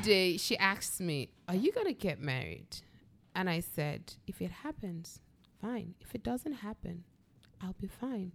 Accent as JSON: {"language": "English", "country": "Nigeria", "said": "we have a trust issue as Nigerians that kind of keeps us away from other Nigerians"}